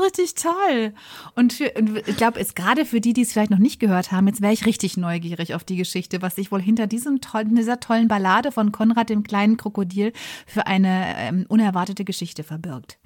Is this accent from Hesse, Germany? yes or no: no; Bochum, North Rhine-Westphalia, Germany; moved away as an adult; also born or lived in Essen / Bayreuth; now in Munich, Germany; Ich komme ursprünglich aus Bochum, bin dort geboren und aufgewachsen